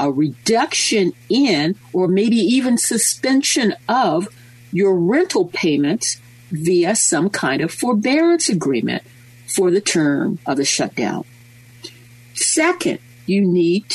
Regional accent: United States; we being American lawyers, we being American insurance policyholders

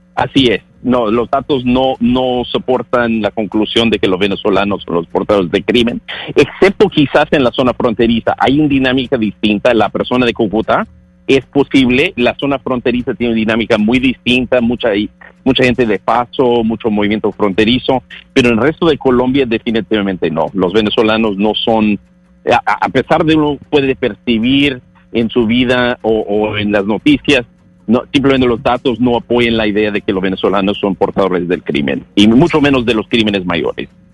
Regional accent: United States; Yo como norteamericano siempre me he sentido orgulloso

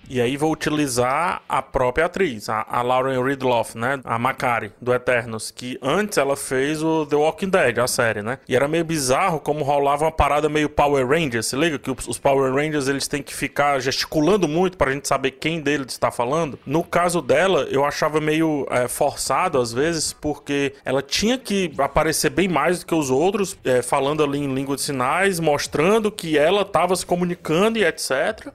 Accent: Cearense, Ceará, Brazil; eu que não sou, sou cearense

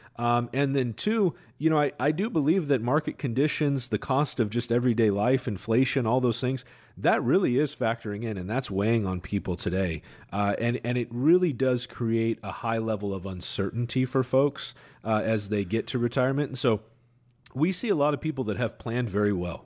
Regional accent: Seattle, Washington, United States; I'm homegrown, right? I'm from Seattle

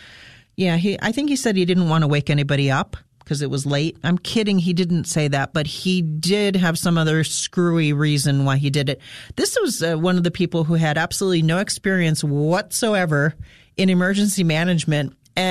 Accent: Fleetville, Pennsylvania, United States; When I was a kid, I grew up in Fleetville, which was a gas station.

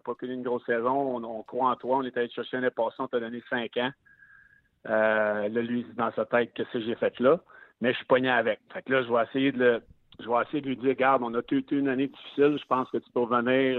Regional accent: Quebec City, Quebec, Canada; je suis né à Québec.

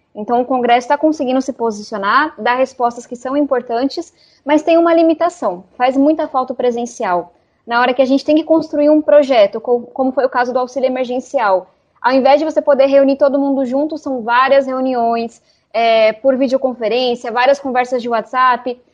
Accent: São Paulo, Brazil; A gente mora na Vila Missionária, então estou no extremo sul da cidade onde eu cresci

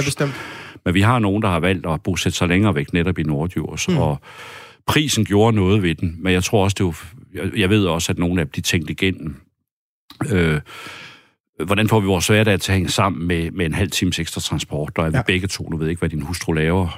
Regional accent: Fjellerup, Central Denmark Region, Denmark; also born or lived in Copenhagen; jeg kæmper for den egen, jeg er født og opvokset med, altså min kærlighed til mit hjemsted

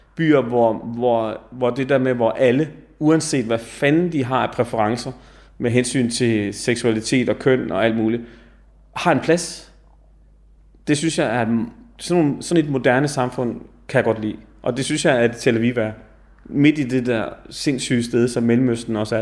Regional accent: Denmark; jeg sad dernede som dansker

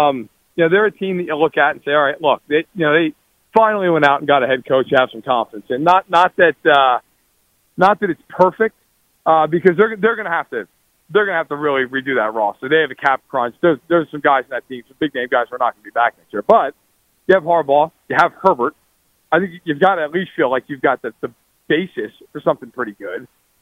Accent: East Coast, United States; I'm from the East Coast

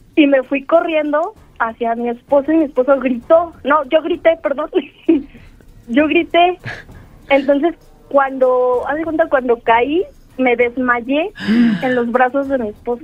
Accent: State of Mexico, Mexico; De aquí, del Estado de México.

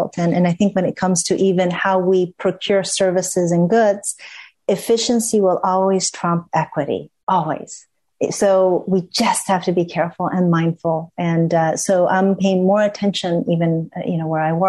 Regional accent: Ecuador; being in Ecuador, which is my home country

